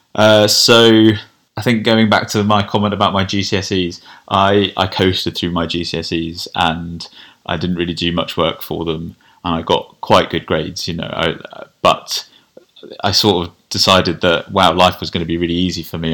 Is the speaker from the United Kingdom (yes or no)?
yes; Kent, South East England, United Kingdom; I grew up in Kent.